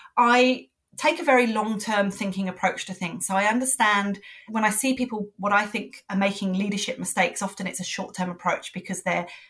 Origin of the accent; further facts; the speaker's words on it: London, United Kingdom; now in Sydney, Australia; I'm originally from London